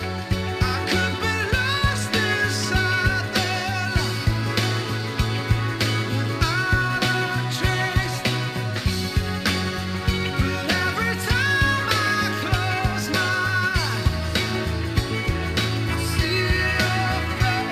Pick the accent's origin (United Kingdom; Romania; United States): United Kingdom; Manchester, North West England; Manchester, where I'm from